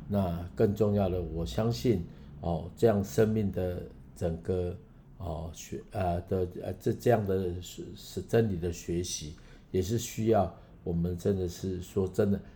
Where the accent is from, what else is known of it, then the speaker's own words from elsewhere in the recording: Taiwan; accent: Taiwanese Mandarin; 我台湾国语